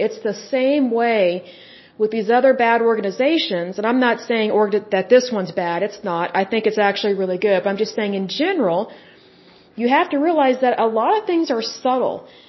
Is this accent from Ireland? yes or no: no; Midwest, United States; I'm American